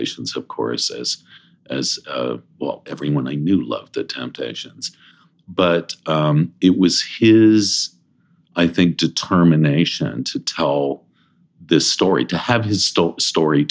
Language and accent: English; Toronto, Ontario, Canada; also born or lived in Princeton, Illinois; I grew up in Toronto